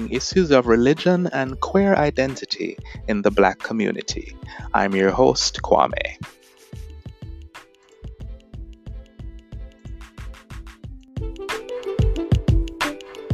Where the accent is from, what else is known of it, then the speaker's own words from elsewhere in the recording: Jamaica; now in United States; I'm from Jamaica. I'm now living in the US, but I was raised in a society that is a product of colonialism.